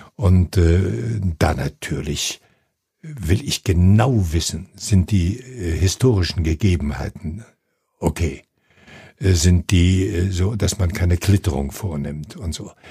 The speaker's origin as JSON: {"language": "German", "area": "90 km west of Gdańsk", "region": "Pomeranian Voivodeship", "country": "Poland", "tie": "born or raised there", "moved": "yes", "said": "in meiner Heimatstadt, das ist äh, im jetzigen Polen oben an der Ostsee, 90 Kilometer westlich von Danzig"}